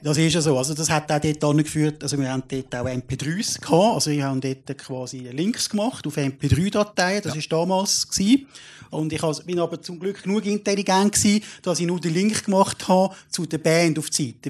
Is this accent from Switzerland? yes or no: yes; Switzerland; ich jetzt als Schweizer